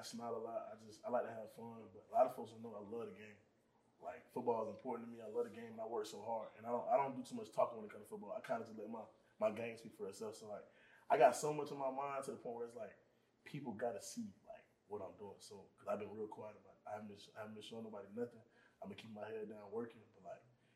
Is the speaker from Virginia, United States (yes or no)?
no; Atlanta, Georgia, United States; also born or lived in Florida / Ellenwood, Georgia; I grew up in Atlanta, and then I moved to Florida, and I came back to Atlanta to finish out my high school career.